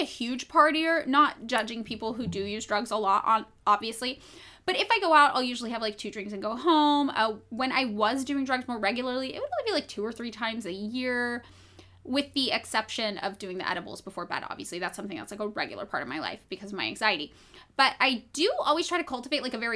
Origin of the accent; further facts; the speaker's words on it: Fresno, California, United States; the town I grew up in Fresno